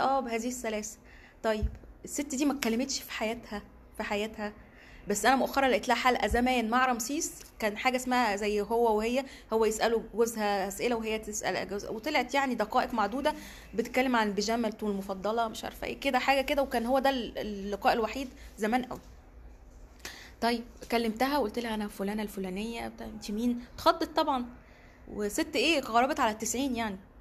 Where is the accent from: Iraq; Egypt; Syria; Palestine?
Egypt; also born or lived in Cairo; انا صحفيه مصريه